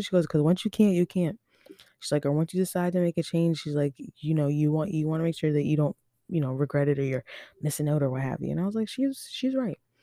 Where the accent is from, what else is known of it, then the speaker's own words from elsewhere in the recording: Overtown, Nova Scotia, Canada; also born or lived in Halifax / Dartmouth; I'm from Overtown though, like, on the real, like, I grew up Overtown till I was four